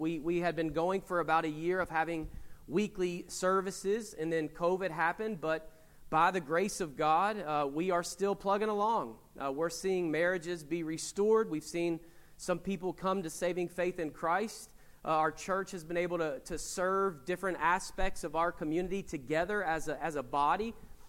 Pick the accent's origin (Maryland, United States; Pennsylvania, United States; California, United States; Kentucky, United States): Kentucky, United States; Winchester; So about 6 months ago, I was back in Kentucky in my hometown of Winchester, right outside of Lexington, and I was going to a gas station.